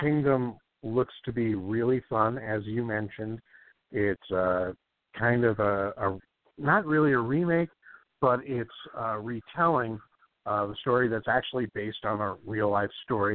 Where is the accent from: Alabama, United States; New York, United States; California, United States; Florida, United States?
California, United States; San Clemente; now in Los Angeles, United States; where I grew up in San Clemente